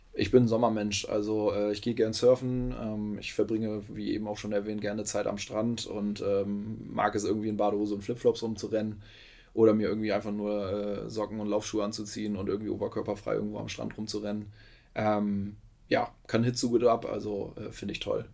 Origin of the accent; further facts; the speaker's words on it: Lower Saxony, Germany; moved away as an adult; now in Hamburg, Germany; Ich bin gebürtiger Niedersachse, in Pferden groß geworden. Pferden ist 10, 12 Minuten von Bremen entfernt.